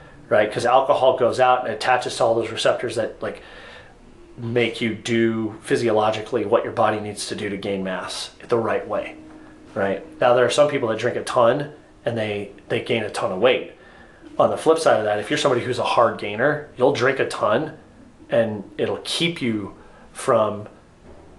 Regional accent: United States

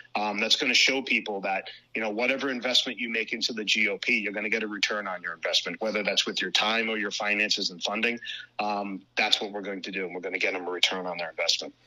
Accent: Cranston, Rhode Island, United States; born and raised in Cranston, Rhode Island, uh, currently still live there as well

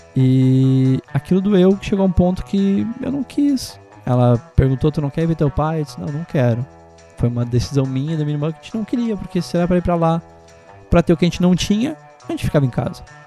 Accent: Bom Retiro do Sul, Rio Grande do Sul, Brazil; eu sou natural de Bom Retiro do Sul. Eu fiz o meu primeiro primeiro ano de ensino fundamental no Isabel Luiza

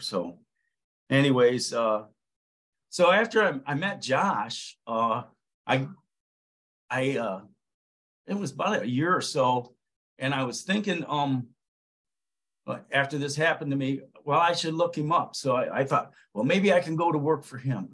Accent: Ohio, United States; bought a 38 unit townhouse complex right here in my hometown of in Ohio

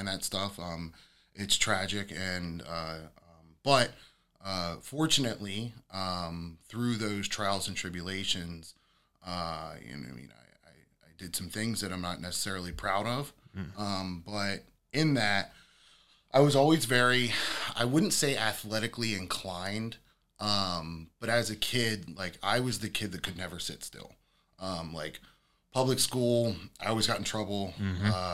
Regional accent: York, Pennsylvania, United States; also born or lived in North Carolina; I am a York County native, born and raised

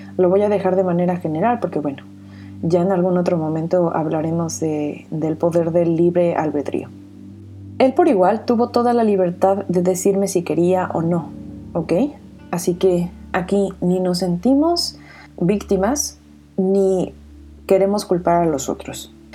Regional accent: Mexico; soy mexicana de corazón

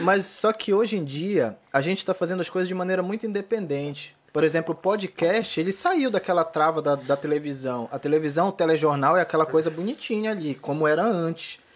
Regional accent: Pará, Brazil; moved away; also born or lived in Florianópolis; essa é a cara do meu Pará

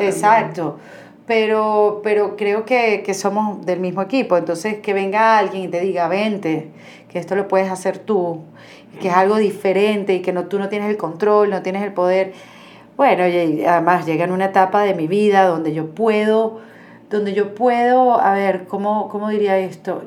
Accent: Venezuela; moved away as an adult; now in Miami, United States; emigré como muchos venezolanos a, esa ciudad

